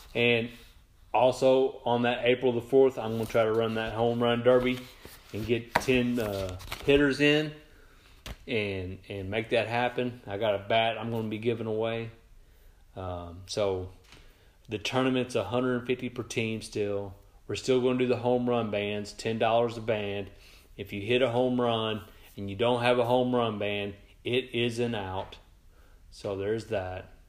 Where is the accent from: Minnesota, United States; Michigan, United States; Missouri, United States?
Missouri, United States; Sikeston; Sykeston, my hometown